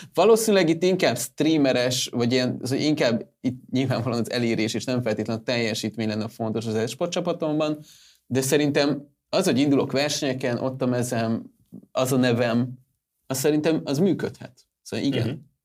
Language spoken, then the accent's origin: Hungarian; Hungary; magyarok vagyunk